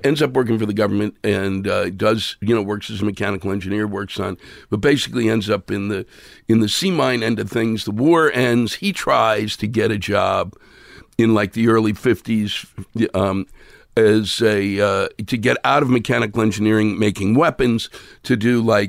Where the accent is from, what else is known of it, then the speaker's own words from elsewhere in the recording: Silver Spring, Maryland, United States; Silver Spring, Maryland.